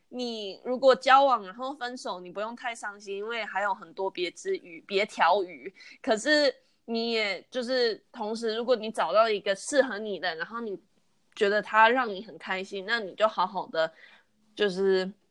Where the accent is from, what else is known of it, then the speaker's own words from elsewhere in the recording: United States; 虽然我是在美国，就是出生长大的，可是因为我爸妈都是台湾人